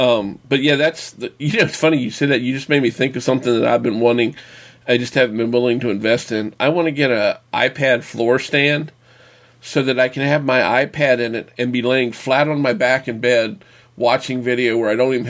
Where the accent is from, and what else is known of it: United States